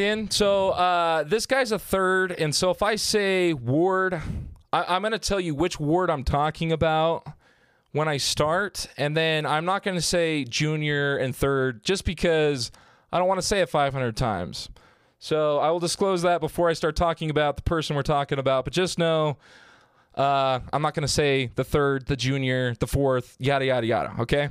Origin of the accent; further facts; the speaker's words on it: Southern Utah, United States; I'm from Southern Utah